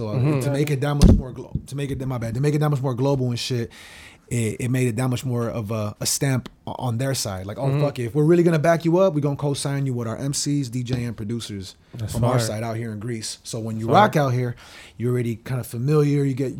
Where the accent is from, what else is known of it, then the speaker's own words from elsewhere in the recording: Brazil; also born or lived in Chile; And I'm from Brazil and Chile, so it's like, it's a global fucking bitch.